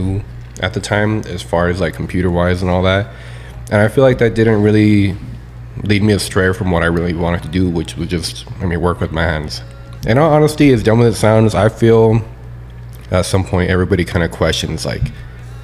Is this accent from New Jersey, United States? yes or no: no; El Paso, Texas, United States; also born or lived in Albuquerque, New Mexico; So I grew up in the Valley, Isleta